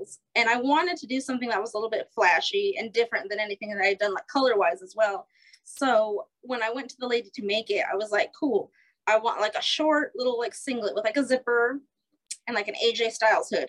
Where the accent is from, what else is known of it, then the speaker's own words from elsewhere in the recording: New Mexico, United States; moved away as an adult; now in Iowa, United States; I grew up in New Mexico.